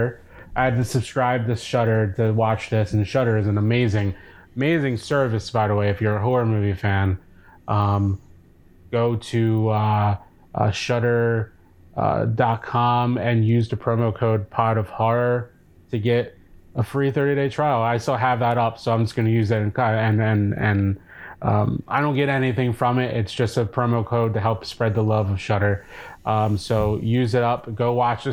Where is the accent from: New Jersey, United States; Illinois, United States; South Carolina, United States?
New Jersey, United States; Cape May; I grew up in Cape May, New Jersey